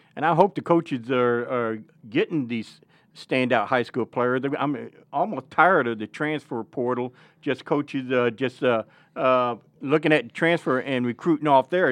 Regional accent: Northeast Arkansas, United States; moved away; I'm from Northeast Arkansas

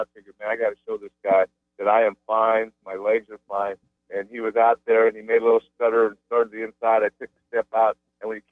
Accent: United States; I'm an American. I was born in the United States.

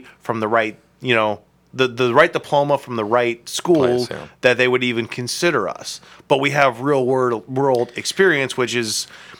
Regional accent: Akron, Ohio, United States; I am from Akron.

